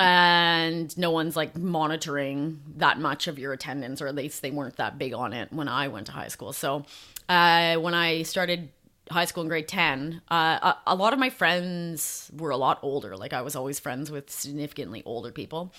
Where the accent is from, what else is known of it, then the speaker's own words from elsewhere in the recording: Calgary, Alberta, Canada; also born or lived in Ontario; I was born in Ontario, but then I grew up in Calgary, Alberta.